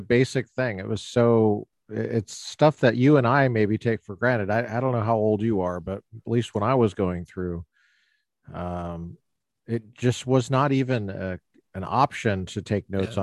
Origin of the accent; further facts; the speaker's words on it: Colorado, United States; growing up in Colorado